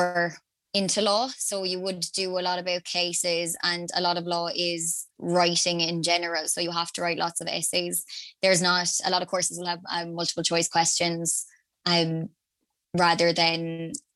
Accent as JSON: {"language": "English", "town": "Limerick", "region": "Munster", "country": "Ireland", "said": "I'm from Limerick originally"}